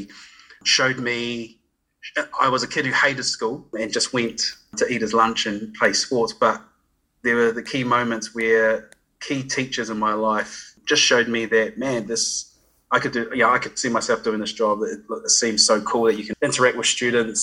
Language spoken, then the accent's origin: English; Christchurch, Canterbury, New Zealand; Grew up, born and bred in Christchurch, Ōtautahi